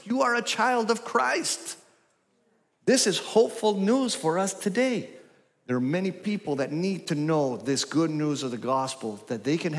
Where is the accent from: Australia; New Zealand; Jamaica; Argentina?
Argentina; also born or lived in Grand Rapids, Michigan, United States; now in United States; I was born in Grand Rapids, Michigan. When I was one, we left for Costa Rica and then Argentina. And I was for 13 years in the Patagonia and in Buenos Aires.